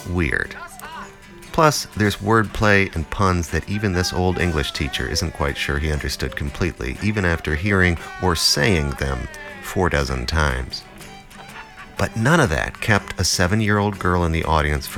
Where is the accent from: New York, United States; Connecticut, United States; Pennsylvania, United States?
New York, United States; Buffalo; moved away as an adult; also born or lived in New Jersey; my first full year back in my hometown after 25 years in New Jersey. As a little kid, some of my first memories of Buffalo, New York